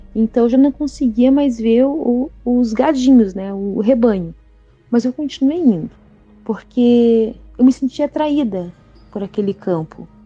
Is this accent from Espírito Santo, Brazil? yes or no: yes; Espírito Santo, Brazil; now in Bombinhas, Brazil; a minha terrinha natal ela deixou lembranças maravilhosas